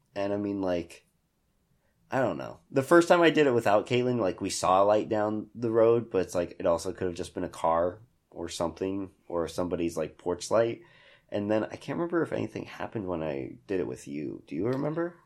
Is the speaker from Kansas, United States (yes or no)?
yes; Hutchinson, Kansas, United States; I grew up in Hutch.